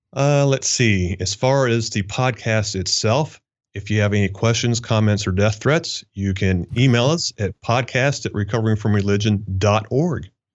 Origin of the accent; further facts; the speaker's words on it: Kentucky, United States; moved away as an adult; I was raised in Kentucky, okay? Small town